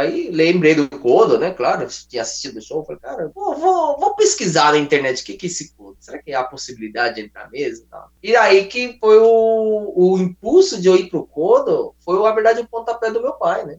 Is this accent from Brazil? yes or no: yes; São Paulo, Brazil; moved away as an adult; also born or lived in Japan; Sou de São Paulo